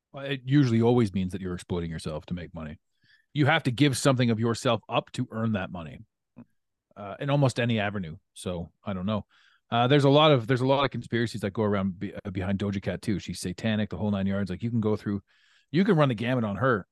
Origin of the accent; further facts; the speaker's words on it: Ottawa, Ontario, Canada; this was one of my best friends growing up, growing up in Ottawa.